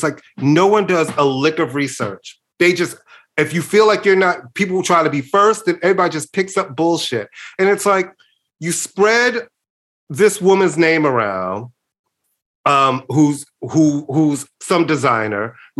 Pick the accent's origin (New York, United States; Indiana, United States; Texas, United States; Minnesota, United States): New York, United States; Brooklyn; I guess de facto, because I was born in Brooklyn and I'm from New York.